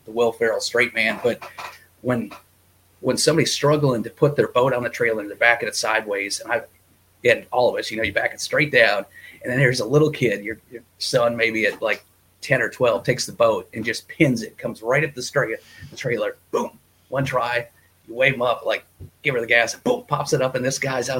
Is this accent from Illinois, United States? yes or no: yes; Illinois, United States; moved away as an adult; also born or lived in Milwaukee, Wisconsin / Madison, Wisconsin; I grew up in Illinois